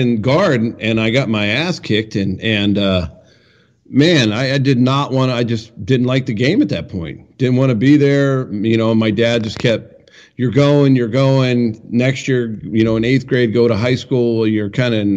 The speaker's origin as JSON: {"language": "English", "region": "Pennsylvania", "country": "United States", "tie": "born or raised there", "said": "We had the fire whistle in our small town when I grew up in Pennsylvania"}